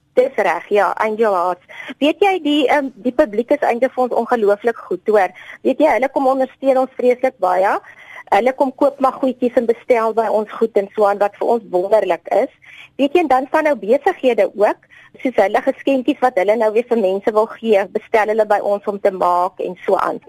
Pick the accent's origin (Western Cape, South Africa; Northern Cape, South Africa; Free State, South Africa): Free State, South Africa; Bloemfontein; Ek is maar 'n bloemfonteiner. Ek het maar hier groot geword.